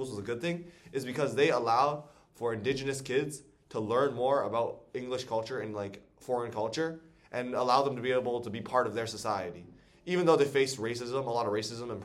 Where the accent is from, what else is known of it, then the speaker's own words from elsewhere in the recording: Canada; I was born in Canada. I am Chinese. My heritage is Chinese, but I'm born in Canada. Everything I do, I'm basically Canadian